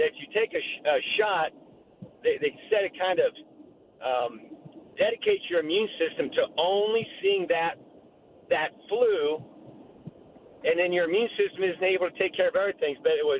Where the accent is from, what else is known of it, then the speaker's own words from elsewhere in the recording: Dayton, Ohio, United States; I'm from Dayton, Ohio, and there's a study that came out from Wright-Patt Air Force Base.